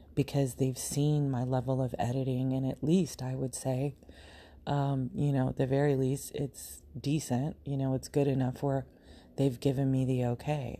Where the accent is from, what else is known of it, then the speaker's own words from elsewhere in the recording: Arizona, United States; moved away; I grew up in Arizona